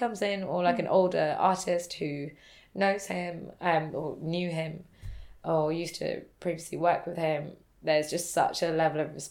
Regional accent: United Kingdom; I'm British Indian

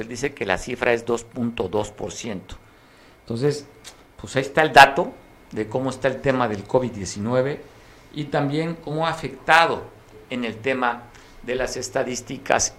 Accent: Mexico

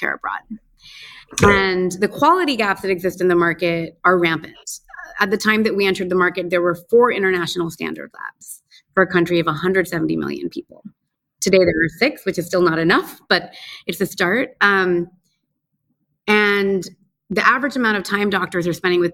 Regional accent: United States; moved away as an adult; also born or lived in Afghanistan; now in Dhaka, Bangladesh; I'm American by birth. I was born and raised in the United States, but my family is originally from Bangladesh

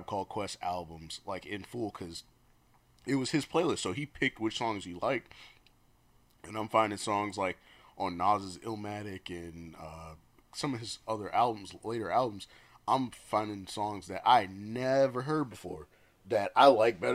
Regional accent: Detroit, Michigan, United States; moved away; I'm originally from Detroit

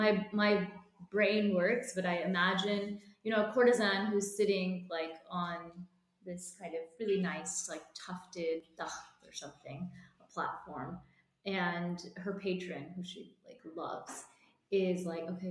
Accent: United States; I'm a diaspora kid, you know, like I grew up in America

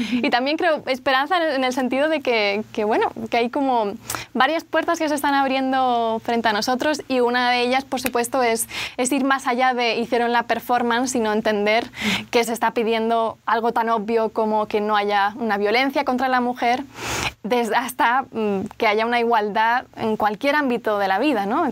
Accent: Barcelona, Catalonia, Spain; soy de Barcelona, de España, el acento se nota

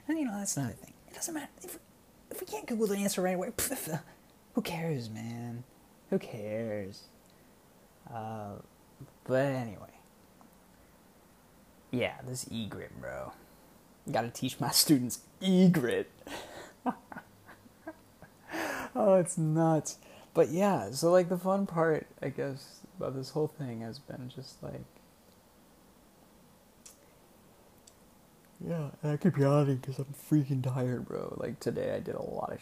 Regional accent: United States; moved away as an adult; now in Bangkok, Thailand; I'm the only American who works there.

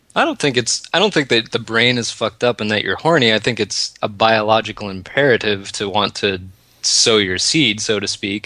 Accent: United States; moved away as an adult; also born or lived in Washington State; now in Canada; I live in America. I'm American

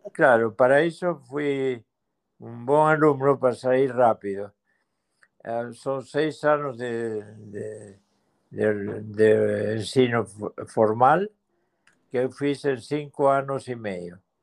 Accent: La Plata, Buenos Aires Province, Argentina; Portuguese is a second language; moved away; also born or lived in Brazil; La Plata, que era a cidade onde eu nasci

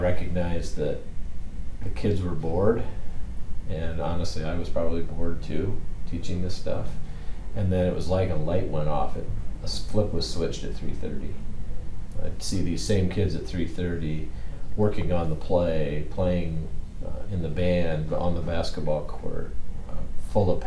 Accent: Iowa, United States; I grew up in Iowa, small high school.

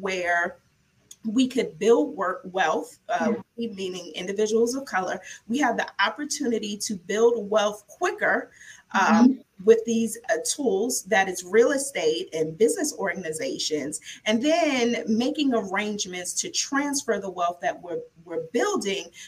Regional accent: New York City, New York, United States; moved away as an adult; also born or lived in Pennsylvania / Maryland; born and raised in the South Bronx, went to Lincoln University, the first HBCU, moved to Maryland to go to law school

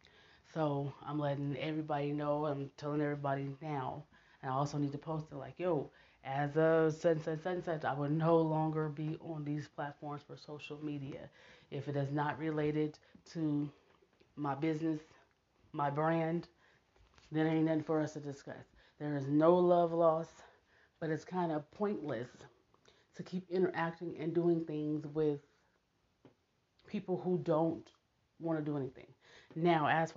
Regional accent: Nebraska, United States; I'm from Nebraska

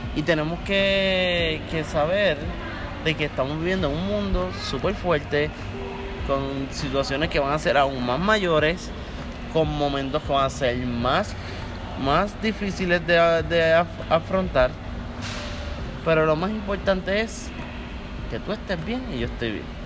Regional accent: Puerto Rico; tú como puertorriqueño

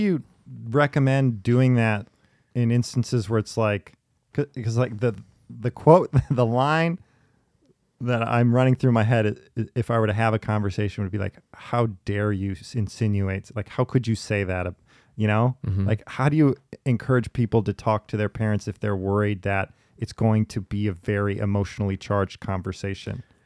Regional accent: Minneapolis, Minnesota, United States; also born or lived in New York City; here in my home town, it's, it's specifically I've noticed too in Minneapolis

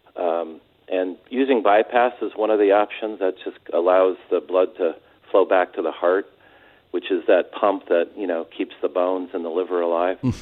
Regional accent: San Diego, California, United States; also born or lived in Orange County, California; I'm from San Diego, a couple of generations uh, worth

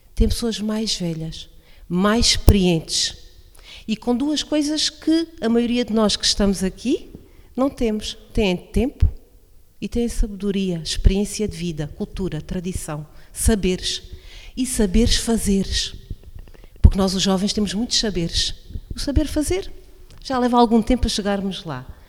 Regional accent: Alto Alentejo, Portugal; now in Beja district, Portugal; sou uma verdadeira alentejana, porque nasci no Alto Alentejo e escolhi fazer vida, constituir família no Baixo Alentejo

